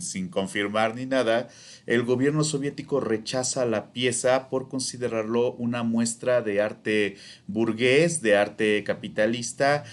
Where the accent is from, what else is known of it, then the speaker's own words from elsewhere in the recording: Mexico; also born or lived in Morelos; como mexicanos